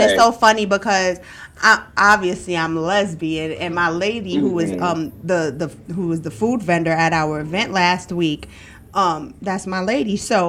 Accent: New York, United States; now in Greensboro, United States; I came from New York to Greensboro with literally a duffel bag with like a week and a half worth of clothes and $50 made nothing out of something.

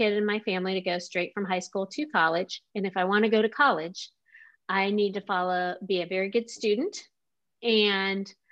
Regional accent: Omaha, Nebraska, United States; now in Kansas City, United States; I grew up in Omaha, Nebraska

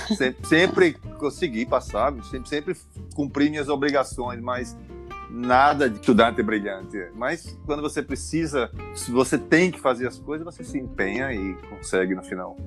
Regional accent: João Pessoa, Paraíba, Brazil; accent: Paraíba accent, strong; moved away as an adult; also born or lived in Rio de Janeiro, Brazil; now in Milan, Italy; eu sou de João Pessoa, Paraíba

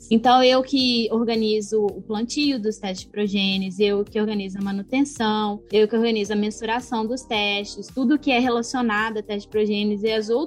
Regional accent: Viçosa, Minas Gerais, Brazil; moved away; É, no Brasil, eu vim de uma cidade pequena, né, de Viçosa, que era uma cidade com trânsito meio caótico, mas tranquilo de dirigir.

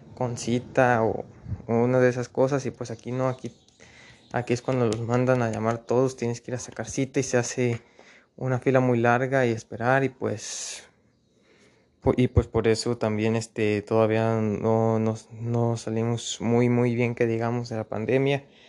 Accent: Mexico; nuestro país México

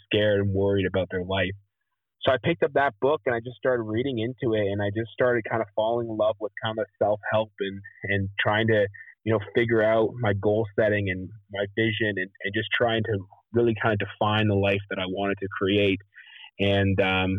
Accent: Canada; moved away as an adult; also born or lived in Nashville; come home to Canada

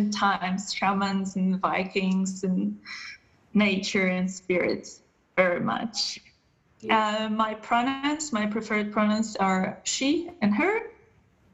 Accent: Poland; moved away as an adult; now in Germany; I'm originally from Poland.

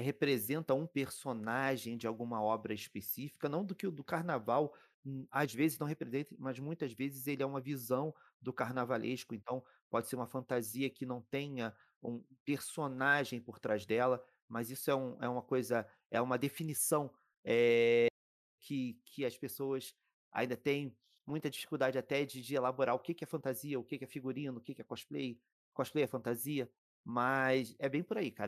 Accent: Rio de Janeiro, Brazil; moved away as an adult; now in São Paulo, Brazil; Eu sou do Rio de Janeiro, mas desde 2018 estou morando em São Paulo

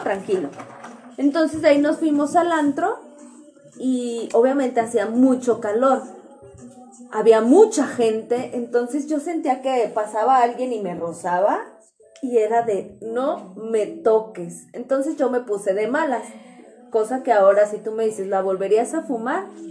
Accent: Mexico; yo por ser mexicana podrás decir, en mi país no está permitido

